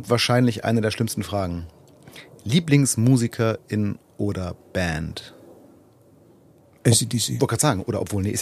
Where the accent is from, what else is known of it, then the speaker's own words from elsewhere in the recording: Berlin, Germany; wie soll man als Berliner auch anderes sagen? Ne?